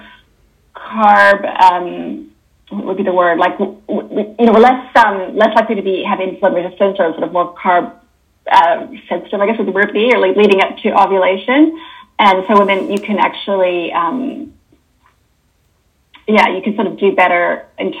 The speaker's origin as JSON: {"language": "English", "country": "Canada", "also_born_or_lived": "Toronto, Canada / Sydney, Australia", "accent": "Canadian", "moved": "as an adult", "lives_now": "New Zealand", "said": "as you can probably hear from my accent, I'm Canadian"}